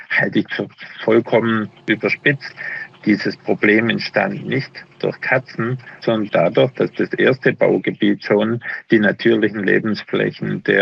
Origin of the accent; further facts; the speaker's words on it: Bühlertal, Baden-Württemberg, Germany; Ich komme aus Bühlertal, also